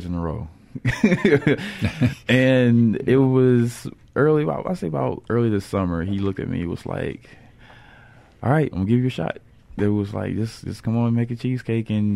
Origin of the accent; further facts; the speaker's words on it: Columbus, Mississippi, United States; now in Jackson, United States; I'm originally from Columbus, Mississippi